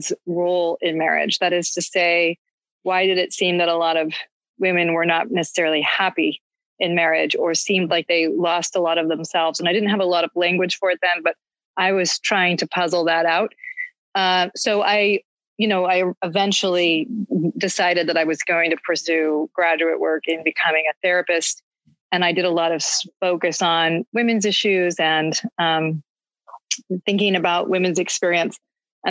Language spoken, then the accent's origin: English; New England, United States; moved away; growing up in New England, like I did, the church was extremely important to my experience